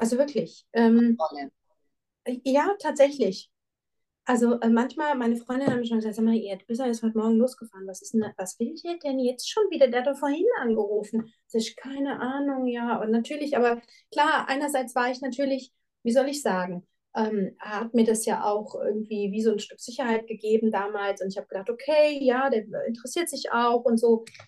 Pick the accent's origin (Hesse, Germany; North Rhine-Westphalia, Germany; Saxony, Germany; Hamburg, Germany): Hesse, Germany; Frankfurt; moved away as an adult; now in Switzerland; eine sehr, sehr starke Bindung an meine Heimatstadt